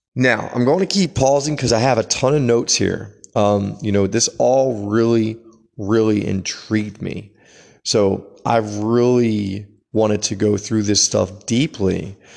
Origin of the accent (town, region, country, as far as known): United States